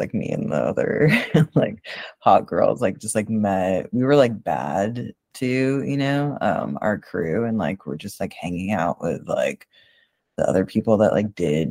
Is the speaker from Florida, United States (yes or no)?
no; Boston, Massachusetts, United States; moved away; I'm originally from Boston. Like, I'm not from Western Mass.